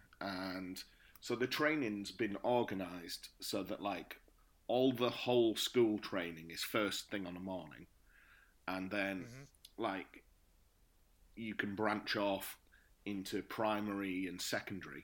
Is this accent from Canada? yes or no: no; the north of England, United Kingdom; moved away as an adult; now in Bucharest, Romania; I'm from the north of England.